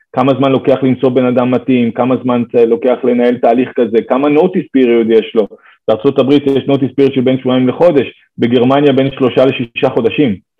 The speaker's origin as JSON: {"language": "Hebrew", "country": "Israel"}